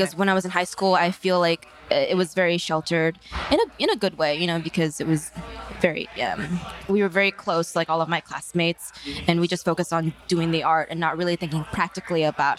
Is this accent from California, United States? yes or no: yes; San Francisco, California, United States; moved away as an adult; now in New York, United States; I feel very fortunate to have my childhood be in San Francisco and then New York. They're two very diverse places, very accepting. I went to a performing arts high school